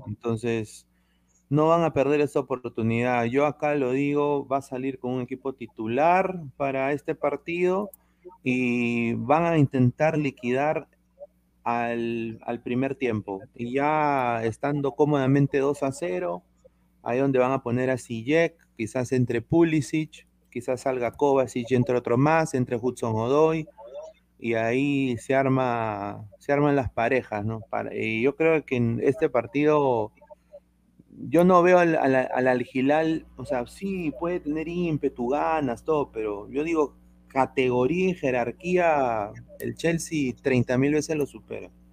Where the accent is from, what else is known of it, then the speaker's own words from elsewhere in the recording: Peru; Yo, yo soy peruano